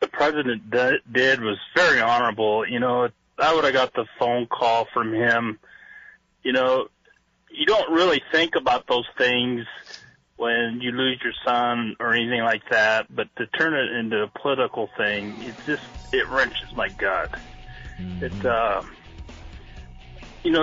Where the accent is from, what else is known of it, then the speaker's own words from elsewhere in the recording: Washington, United States; I'm from Washington